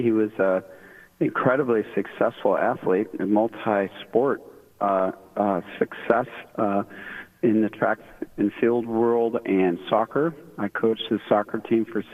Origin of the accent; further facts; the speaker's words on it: Sacramento, California, United States; moved away as an adult; We're all originally from the Sacramento area, and I am a retired military dude